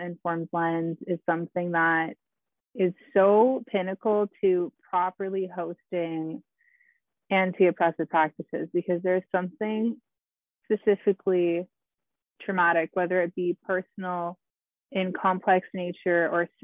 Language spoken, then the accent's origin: English; Cambridge, Ontario, Canada; born or raised there; also born or lived in Thunder Bay, Ontario; now in Barrie, Canada